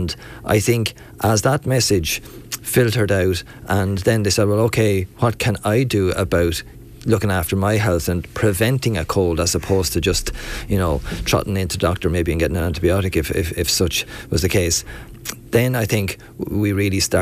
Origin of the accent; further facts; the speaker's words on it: Ballymurn, Leinster, Ireland; I'm from Ballymurn, outside of Enniscorthy